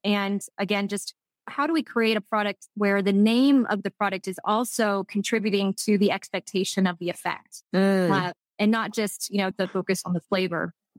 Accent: Texas, United States; accent: Texas; I'm just saying it with my Texas French accent.

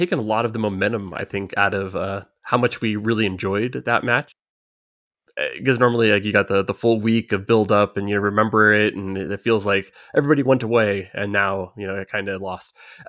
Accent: United States; we're Americans, we say soccer.

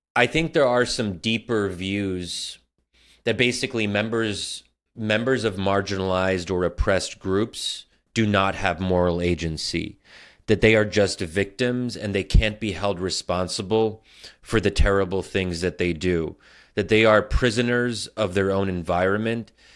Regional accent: United States; I'm American

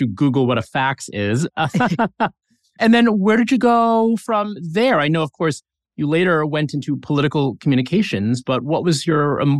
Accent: Saddle River, New Jersey, United States; I grew up in Saddle River, just a couple towns over.

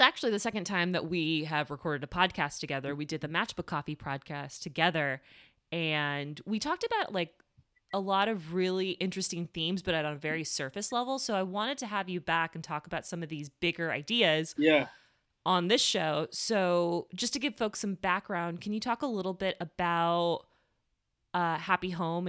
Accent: Miami, Florida, United States; a shared childhood spent in Florida. He grew up in Jacksonville and I grew up in Miami.

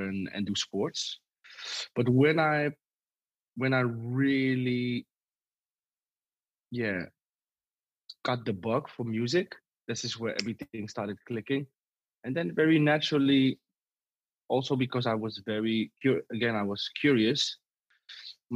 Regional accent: Amsterdam, North Holland, Netherlands; I live in the West. I was brought up in the West. I live in the West right now.

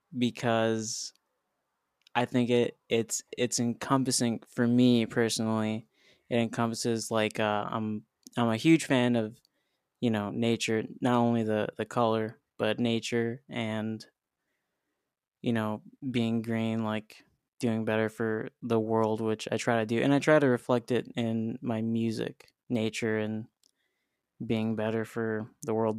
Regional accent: Highland, Indiana, United States; now in Nashville, United States; We're, we're actually from this town called Highland, Indiana. So I'm a Hoosier.

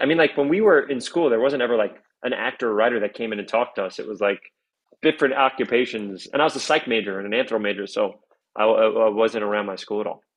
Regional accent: New York City, New York, United States; also born or lived in Riverdale; I grew up in the North Bronx.

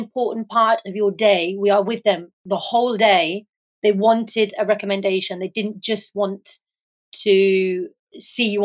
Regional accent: England, United Kingdom; now in Ibiza, Spain; I am an English photographer living and based in Ibiza

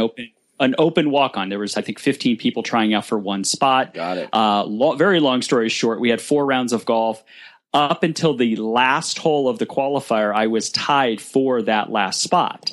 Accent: Burbank, California, United States; born and raised in Burbank

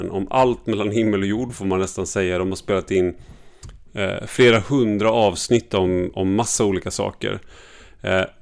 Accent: Gothenburg, Västra Götaland, Sweden; now in Stockholm, Sweden; för jag kommer från Göteborg. Men då innebär det att jag har tränat bort min eh, dialekt

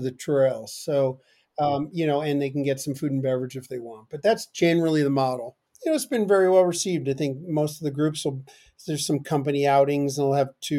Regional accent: Chester, New Jersey, United States; moved away; I grew up in northern New Jersey in a town called Chester.

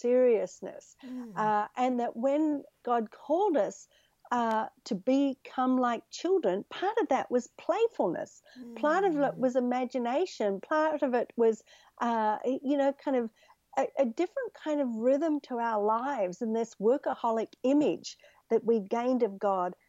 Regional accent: Australia; now in United States; I grew up in Australia, which is a much more relaxed culture.

